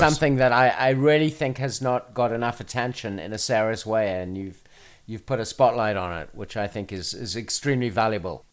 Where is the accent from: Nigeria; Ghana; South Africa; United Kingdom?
South Africa; moved away; my home country of South Africa